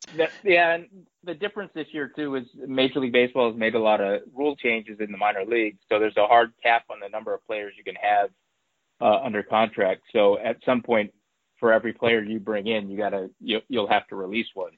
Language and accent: English; Bay Area, California, United States; I grew up in the Bay Area